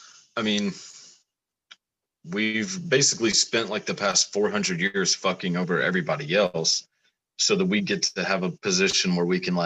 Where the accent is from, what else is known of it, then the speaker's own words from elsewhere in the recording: Texas, United States; Shit, so we're rednecks. I mean, I'm from Texas.